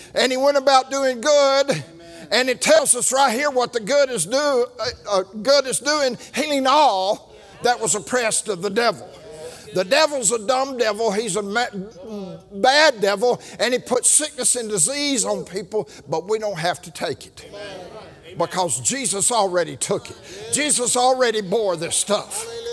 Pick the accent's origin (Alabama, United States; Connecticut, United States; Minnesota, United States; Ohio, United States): Alabama, United States; Birmingham; I am from Birmingham